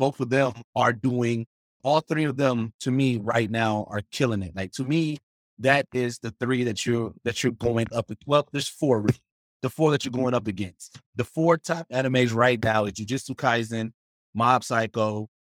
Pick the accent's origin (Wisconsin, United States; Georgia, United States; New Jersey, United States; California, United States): Wisconsin, United States; Milwaukee; I'm from Milwaukee